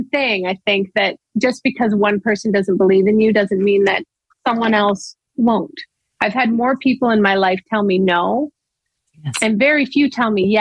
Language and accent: English; Owen Sound, Ontario, Canada; moved away; I came from Owen Sound